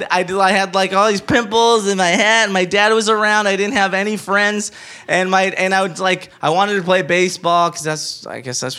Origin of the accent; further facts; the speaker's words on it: Inglewood, California, United States; My parents are from Cuba. I was raised in Los Angeles, California, a uh, rough part of Los Angeles called Inglewood.